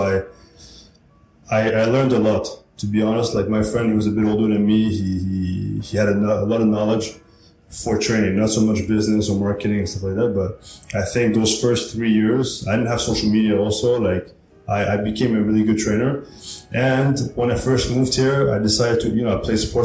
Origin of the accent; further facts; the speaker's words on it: Montreal, Quebec, Canada; moved away; I'm Canadian